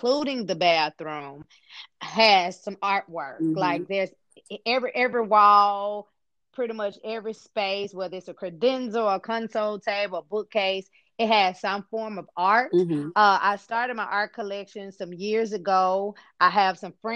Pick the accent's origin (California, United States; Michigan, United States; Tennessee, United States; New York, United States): Tennessee, United States; Memphis; I was born and raised here in Memphis, Tennessee